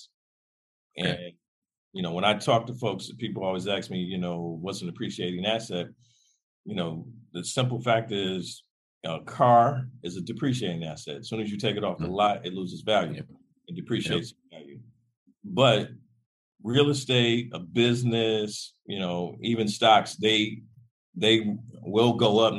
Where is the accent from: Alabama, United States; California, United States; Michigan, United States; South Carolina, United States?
Michigan, United States; Detroit; I grew up in Detroit